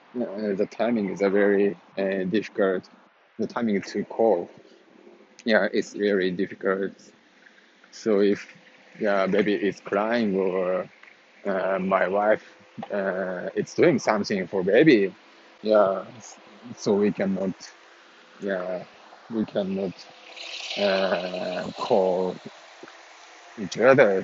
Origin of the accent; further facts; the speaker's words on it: Japan; moved away as an adult; now in United States; I'm living in United States right now, so that is why I'm way far from Japan, and I cannot meet uh, my father and mother uh, so oftenly